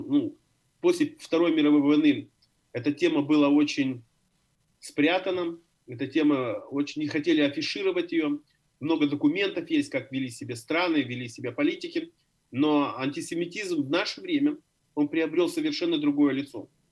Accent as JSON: {"language": "Russian", "town": "Odesa", "region": "Odesa Oblast", "country": "Ukraine", "tie": "born or raised there", "moved": "yes", "lives_now": "Berlin, Germany", "said": "Я родился в Одессе, я родился в Одессе, остался одесситом"}